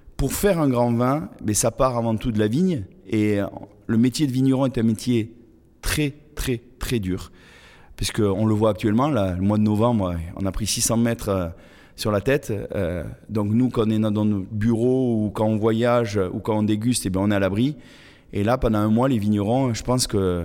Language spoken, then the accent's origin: French; Toulouse, Occitania, France; moved away as an adult; j'ai commencé mes études eh toujours dans ma ville natale à Toulouse